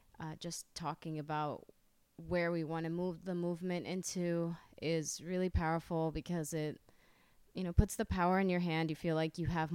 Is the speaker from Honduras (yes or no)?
yes; Honduras